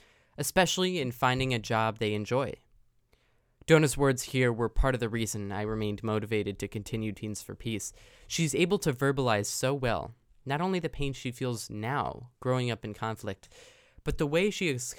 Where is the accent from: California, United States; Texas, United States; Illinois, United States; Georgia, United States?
Illinois, United States; Chicago; I'm from the Chicago area